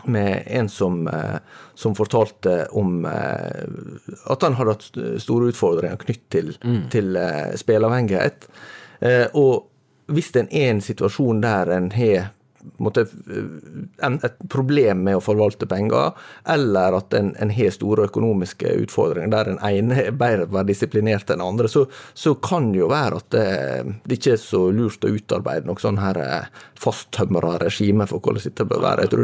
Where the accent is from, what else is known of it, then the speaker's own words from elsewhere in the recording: Møre og Romsdal, Norway; I og med at jeg er sunnmøring, så er jo økonomi eh, en, eh, relativt sånn sentral del av